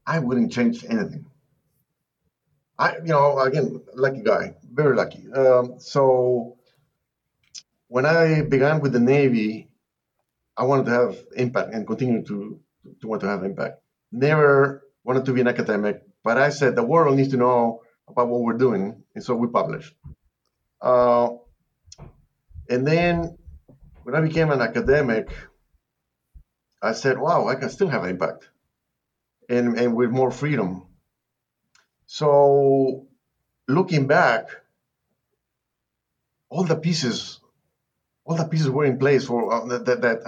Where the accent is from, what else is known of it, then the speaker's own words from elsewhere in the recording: Lima, Peru; moved away as an adult; also born or lived in Nebraska; now in Texas, United States; this accent is not from Texas. I'm from Lima, Peru. I've been here 45 years